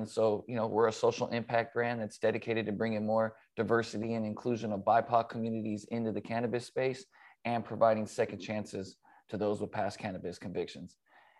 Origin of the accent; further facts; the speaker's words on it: Los Angeles, California, United States; growing up